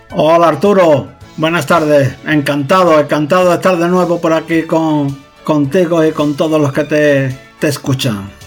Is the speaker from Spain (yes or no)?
yes; Huelva, Andalusia, Spain; now in Madrid, Spain; considero mi casa eh, en el lugar donde nací, ahí en Huelva